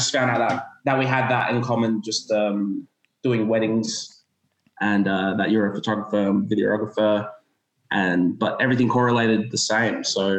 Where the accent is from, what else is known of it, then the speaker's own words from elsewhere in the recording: Adelaide, South Australia, Australia; I'm from Adelaide.